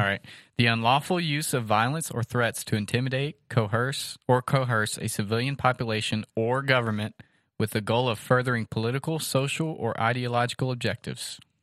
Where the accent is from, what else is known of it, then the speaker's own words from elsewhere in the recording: United States; as an American